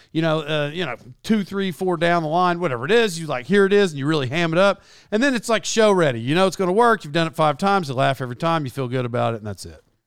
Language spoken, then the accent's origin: English; Locust Grove, United States; moved away; I'm from Locust Grove originally